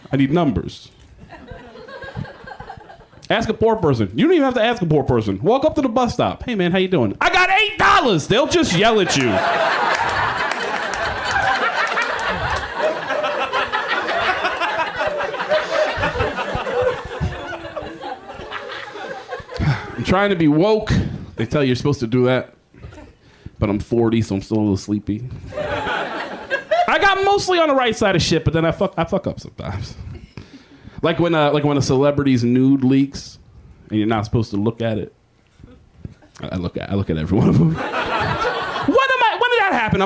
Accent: Texas, United States; I'm from Texas

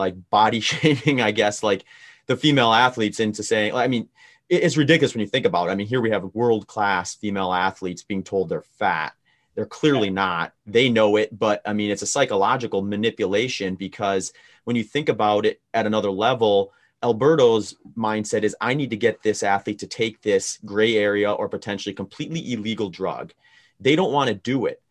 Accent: Wisconsin, United States; I grew up in Wisconsin

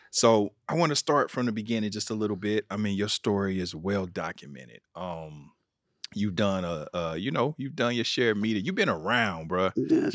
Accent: Kansas City, Missouri, United States; I'm from Kansas City, Missouri

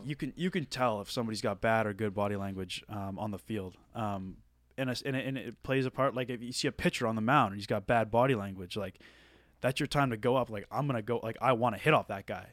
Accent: Nova Scotia, Canada; moved away as an adult; I'm from Nova Scotia

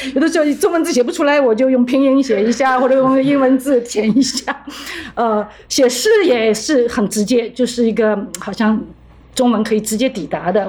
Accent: Shanghai, China; moved away as an adult; also born or lived in Europe; now in New York, United States; 因为我也是上海人

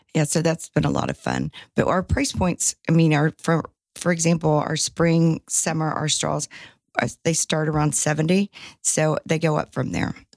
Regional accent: Shreveport, Louisiana, United States; moved away as an adult; also born or lived in Baton Rouge, Louisiana; now in Dallas, United States; I'm originally from Shreveport

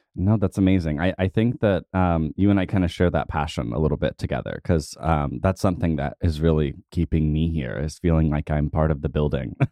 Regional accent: Tulsa, Oklahoma, United States; growing up in Tulsa

